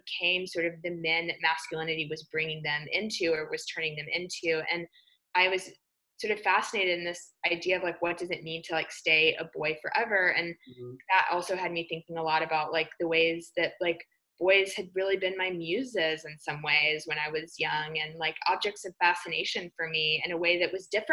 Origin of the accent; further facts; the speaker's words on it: Alabama, United States; growing up in Alabama, I was very much, you know, what was referred to as a tomboy.